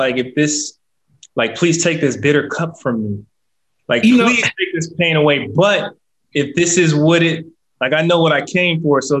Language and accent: English; Nigeria; we're Nigerian